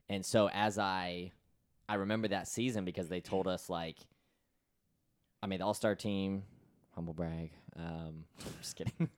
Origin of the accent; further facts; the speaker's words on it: Florida, United States; my hometown of Florida.